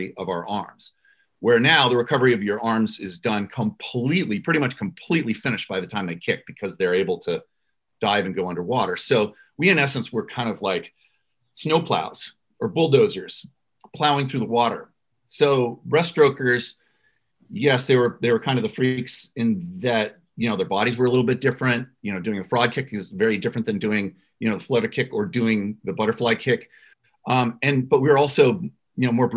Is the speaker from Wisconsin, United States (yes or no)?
no; Los Angeles, California, United States; my hometown